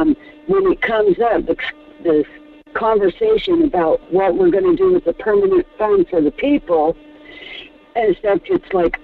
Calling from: Fairbanks, Alaska, United States; from Fairbanks.

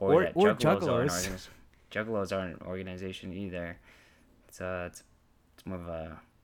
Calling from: Aurora, Illinois, United States; calling from Aurora, Illinois.

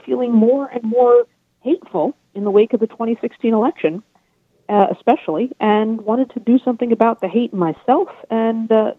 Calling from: New York, United States; I'm in New York.

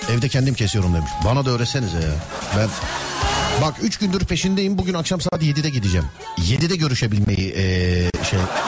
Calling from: Bursa, Turkey

